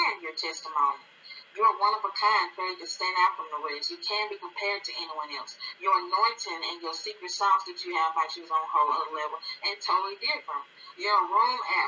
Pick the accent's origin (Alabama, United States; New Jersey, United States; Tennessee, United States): Alabama, United States; I am from Alabama, and I'm 25.